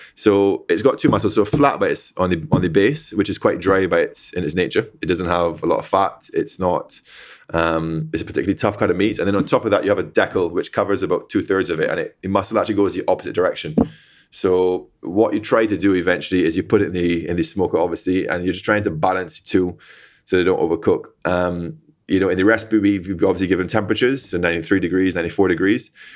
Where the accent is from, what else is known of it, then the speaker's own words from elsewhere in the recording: Barbados; moved away; I'm from Barbados, you know, born and raised